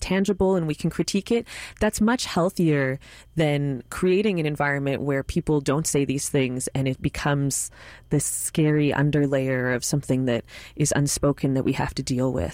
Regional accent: Montreal, Quebec, Canada; my hometown

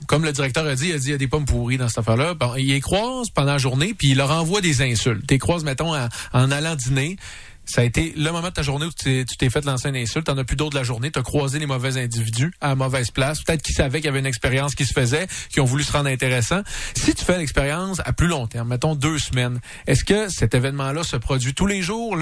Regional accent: Laval, Quebec, Canada; also born or lived in Montreal; j'ai grandi à Sainte-Rose, à Laval

